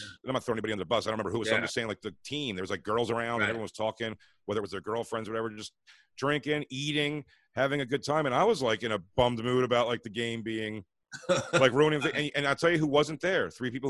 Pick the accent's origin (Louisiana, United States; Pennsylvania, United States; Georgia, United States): Pennsylvania, United States; Philadelphia; Me and Kev come from Philly.